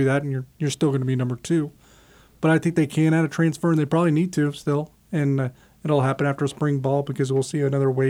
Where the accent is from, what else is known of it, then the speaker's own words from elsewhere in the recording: Ohio, United States; moved away; I grew up in Ohio all my life